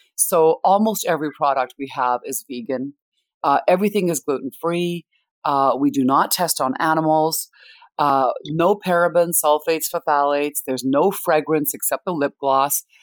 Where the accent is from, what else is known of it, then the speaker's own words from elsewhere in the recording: Winnipeg, Manitoba, Canada; also born or lived in India; I was born in India, I was raised in Canada